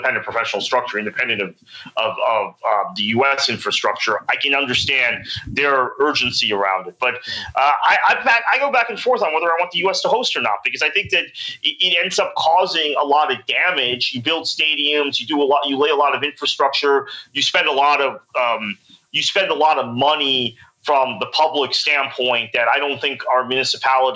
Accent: United States; as an American

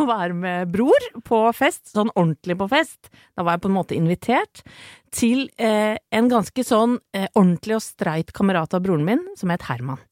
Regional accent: Åsgårdstrand, Vestfold, Norway; jeg er fra Åsgårdstrand

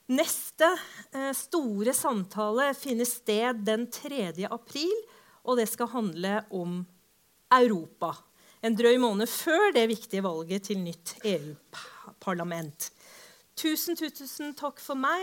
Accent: Oslo, Norway; jeg vokste opp på Holmlia

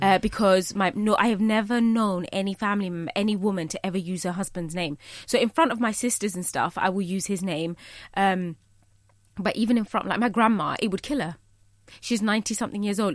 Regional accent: United Kingdom; I am Bangladeshi, you know, I'm British, but I'm also a Muslim

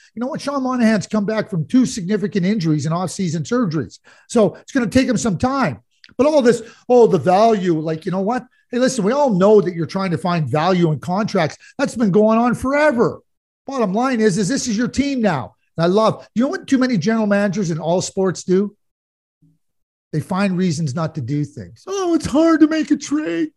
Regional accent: Montreal, Quebec, Canada; I grew up in Montreal as a Guy Lafleur fan

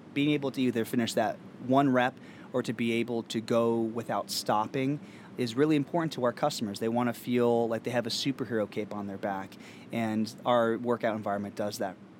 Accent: Pennsylvania, United States; now in New York, United States; we've grown up in small towns. I'm from Pennsylvania

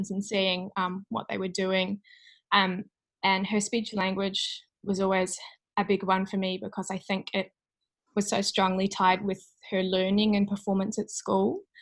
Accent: New Plymouth, Taranaki, New Zealand; also born or lived in Auckland; So I'm from New Zealand and I came from a small town called New Plymouth. So I had to leave my hometown to study

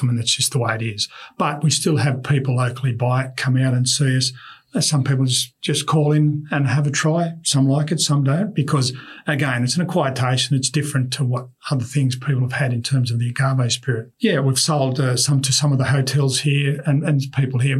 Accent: Australia; we are Australian

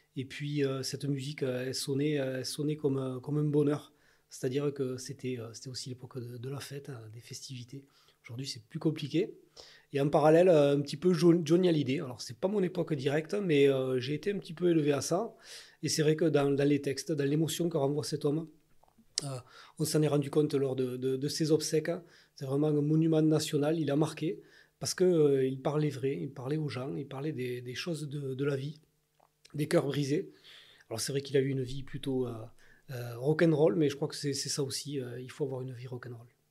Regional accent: Ariège, Occitania, France; je suis ariégeois, je suis né en Ariège, j'ai fait toute ma vie en Ariège

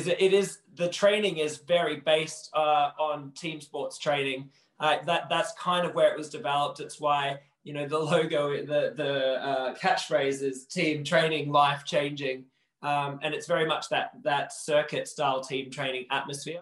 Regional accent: Perth, Western Australia, Australia; accent: Australian; moved away as an adult; now in Manchester, United Kingdom; I was born in Perth in Western Australia

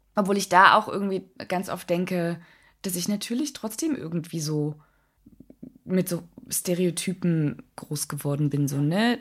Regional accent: East Germany, Germany; Ich komme halt aus dem Osten

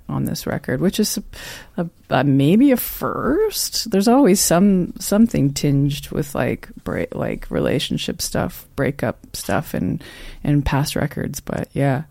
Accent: Newmarket, Ontario, Canada; also born or lived in Toronto / Prince Edward County; now in Belleville, Canada; I'm from Newmarket

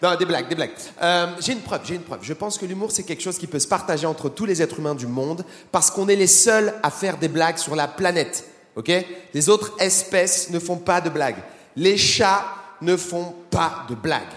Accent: France; je suis français

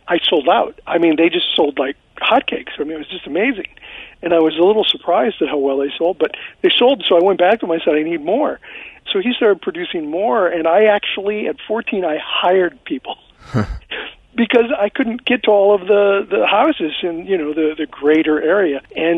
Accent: Azusa, California, United States; also born or lived in Pittsburgh, Pennsylvania / South Central Los Angeles; I lived in South Central for about a year. I grew up in the Azusa area. I grew up in a really, you know, kind of low-income, working-class family.

